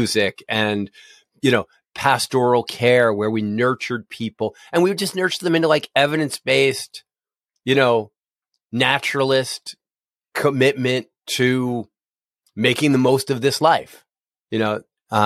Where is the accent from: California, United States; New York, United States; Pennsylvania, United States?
Pennsylvania, United States; Philadelphia; now in Cincinnati, United States; I grew up in Philadelphia and I've lived a bunch of other places, but here I am in Cincinnati